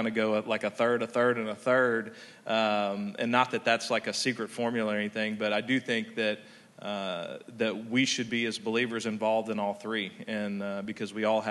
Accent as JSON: {"language": "English", "region": "Texas", "country": "United States", "said": "I'm from Texas"}